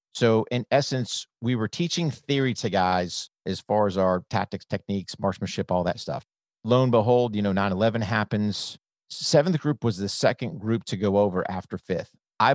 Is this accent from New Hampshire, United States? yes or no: yes; New Hampshire, United States; So I grew up in New Hampshire, came from a military family.